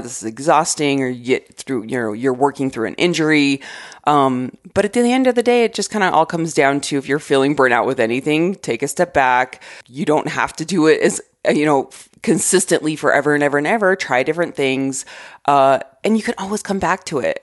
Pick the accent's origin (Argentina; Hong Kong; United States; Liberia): United States; Arizona; moved away; I grew up in Arizona